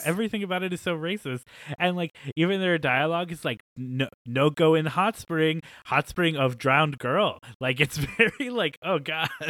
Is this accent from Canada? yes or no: no; United States; our country